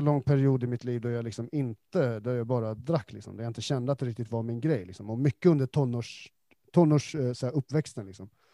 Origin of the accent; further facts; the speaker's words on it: Stockholm, Stockholm County, Sweden; som stockholmare